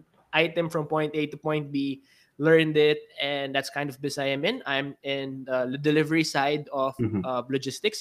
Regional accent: Philippines; I'm from the Philippines. I'm a Filipino entrepreneur.

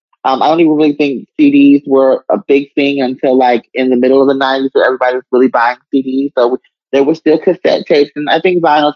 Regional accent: New York, United States; But growing up in New York was fun. And I think it built up who I was musically because there's so many different genres of music in New York, so many different cultures.

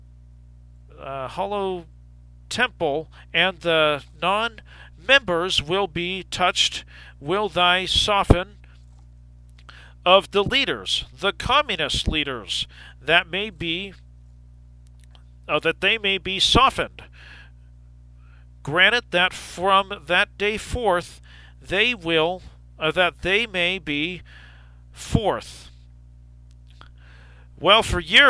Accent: United States; I'm an American

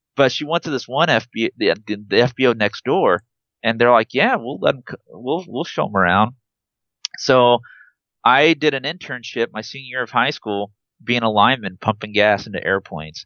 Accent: Trumbull, Nebraska, United States; also born or lived in Wood River, Nebraska; I grew up in Trumbull, uh, but then eventually we moved to a town called Wood River

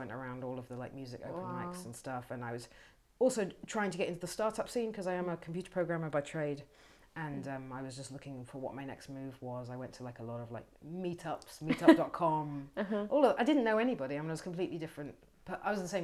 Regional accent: Bushey Heath, East of England, United Kingdom; moved away as an adult; also born or lived in London; now in Berlin, Germany; I'm from England. I'm from a little village called Bushey Heath, which is just outside of London, just outside of northwest London in England.

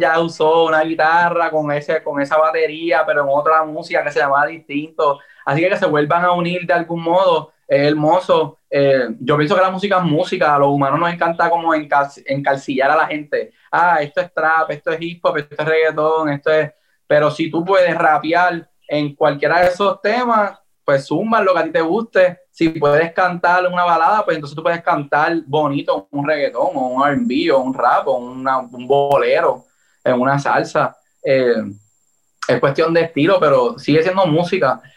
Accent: Puerto Rico; Yo soy de Puerto Rico, así que tengo la influencia eh, americana

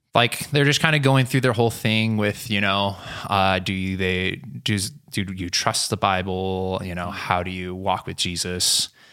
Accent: Selah, Washington, United States; moved away as an adult; also born or lived in Oregon; I grew up near Yakima, Washington, which most of you have never been there. Some of you have heard of it. And I grew up in a small town called Sela.

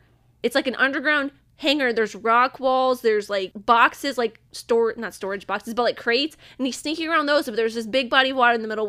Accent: Indiana, United States; moved away; I'm from Indiana

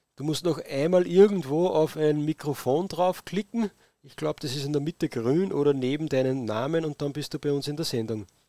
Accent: Austria; bei uns in Österreich

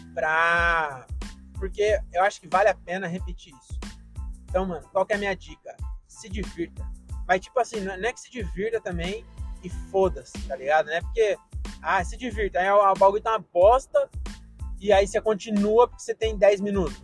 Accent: Francisco Morato, São Paulo, Brazil; sou de Morato

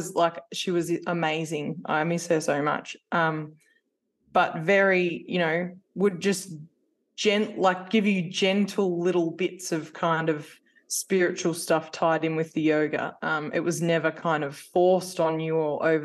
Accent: New South Wales, Australia; moved away as an adult; I'm originally from New South Wales and I moved here because I was a baker pastry chef by trade

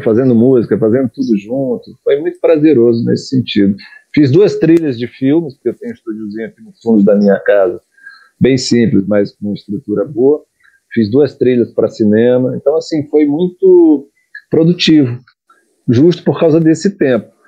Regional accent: Brazil; accent: Brazilian; canto com sotaque brasileiro

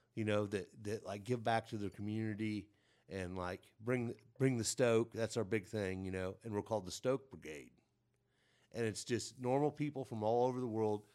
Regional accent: Mount Carmel, Illinois, United States; now in Terre Haute, United States; we all moved down to Mount Carmel, Illinois

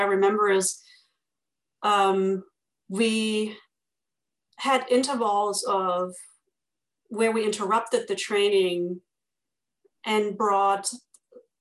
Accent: Germany; accent: German; with my German accent

